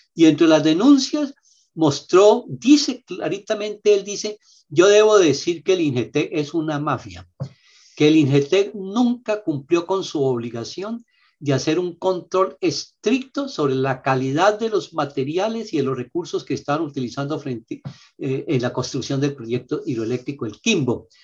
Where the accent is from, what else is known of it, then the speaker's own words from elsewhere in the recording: Huila, Colombia; solo somos los huilenses